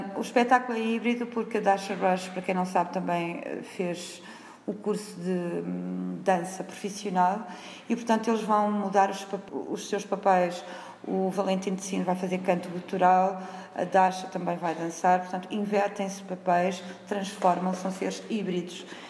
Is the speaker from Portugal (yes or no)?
yes; Viseu, Centro, Portugal; also born or lived in Berlin; eu sou de Viseu, nasci em Viseu, na cidade de Viseu, saí para estudar fora